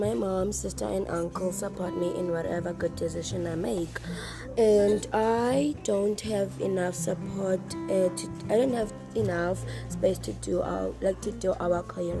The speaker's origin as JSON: {"language": "English", "town": "Johannesburg", "region": "Gauteng", "country": "South Africa", "said": "I'm 12 years old. I'm from Highlands North area"}